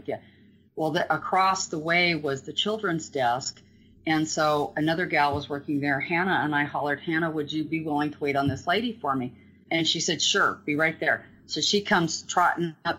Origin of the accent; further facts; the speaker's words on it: Green River, Wyoming, United States; I grew up in Green River, lifelong kid.